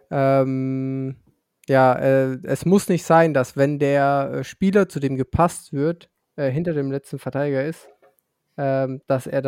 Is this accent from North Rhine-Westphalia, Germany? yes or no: no; Bavaria, Germany; Ähm, ja, also wenn gerade Bayern geil ist, dann bin ich Bayer. Und ähm, wenn ich mich davon differenzieren muss, dann bin ich Franke.